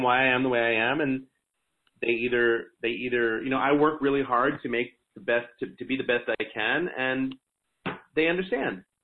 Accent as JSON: {"language": "English", "town": "New York City", "region": "New York", "country": "United States", "tie": "born or raised there", "said": "I was born and raised in Manhattan, and I live in New York City now"}